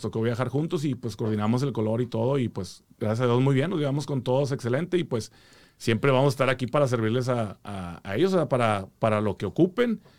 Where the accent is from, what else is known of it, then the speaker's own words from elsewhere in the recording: Monterrey, Nuevo León, Mexico; now in Houston, United States; De Monterrey, compadre